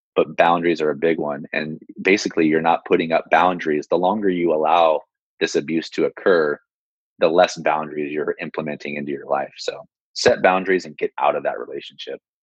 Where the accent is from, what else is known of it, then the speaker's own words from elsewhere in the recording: San Jose, California, United States; I'm born and raised in San Jose.